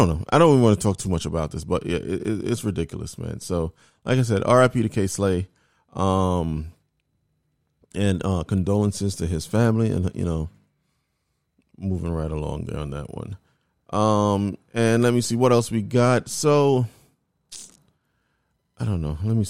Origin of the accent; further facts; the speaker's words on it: New York, United States; New York.